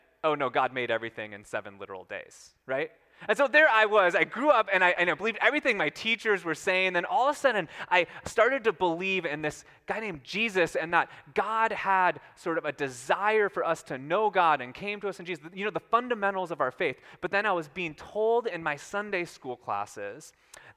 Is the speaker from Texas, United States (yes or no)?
no; Minnesota, United States; my small town in Minnesota